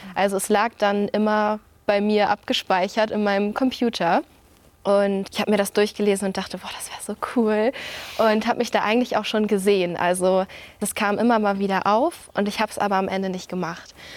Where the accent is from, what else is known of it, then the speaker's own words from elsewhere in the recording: Flensburg, Schleswig-Holstein, Germany; Ich komme aus Flensburg